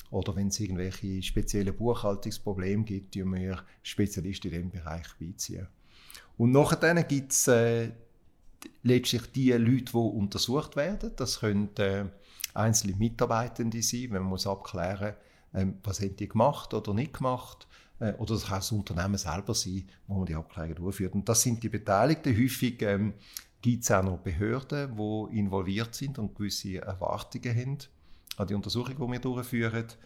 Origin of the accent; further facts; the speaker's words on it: Basel, Basel-Stadt, Switzerland; also born or lived in Berkeley, United States; in Basel Just studiert, in meiner Heimatstadt.